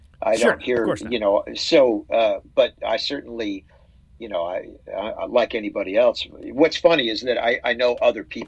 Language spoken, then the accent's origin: English; Salt Lake City, Utah, United States; now in Tulsa, United States; I grew up in Salt Lake City.